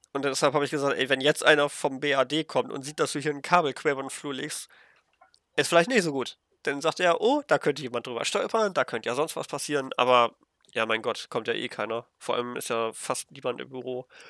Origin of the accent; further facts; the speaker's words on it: Germany; als Deutscher